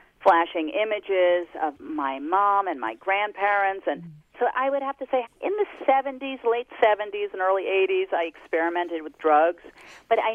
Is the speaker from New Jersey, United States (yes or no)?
yes; Jersey Shore, New Jersey, United States; I grew up on the Jersey Shore